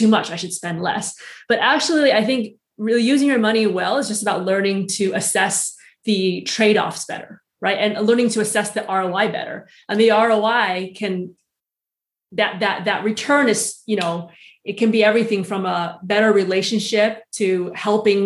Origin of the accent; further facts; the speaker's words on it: United States; moved away as an adult; also born or lived in Switzerland / San Francisco; I'm American born, but it's still very much my culture